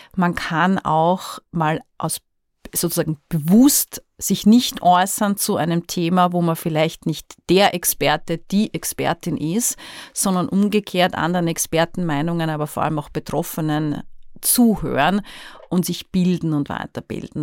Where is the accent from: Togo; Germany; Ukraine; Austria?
Austria; genauso Österreicherin ist wie ich